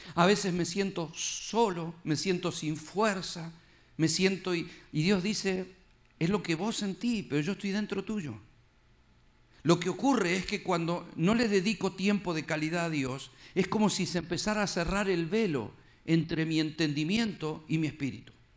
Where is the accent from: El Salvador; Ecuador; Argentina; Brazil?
Argentina; Yo soy de Argentina